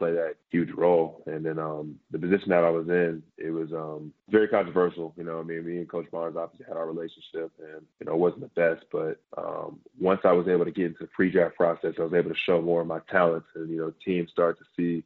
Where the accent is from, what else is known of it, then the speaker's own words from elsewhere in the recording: Bedford, Texas, United States; I come from the Hirschville, Bedford area.